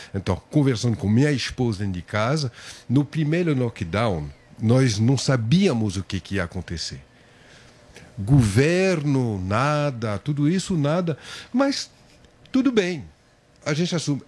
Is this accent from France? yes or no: yes; France; Portuguese is a second language; moved away as an adult; now in Brazil; Era francês, agora eu sou brasileiro